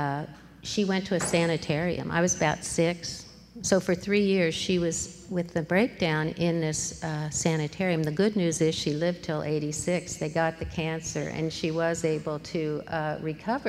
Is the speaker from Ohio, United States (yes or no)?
yes; Columbus, Ohio, United States; also born or lived in Manhattan, Kansas; now in Eugene, United States; I was born in Manhattan, Kansas, but pretty quickly moved to Columbus, Ohio, and I grew up there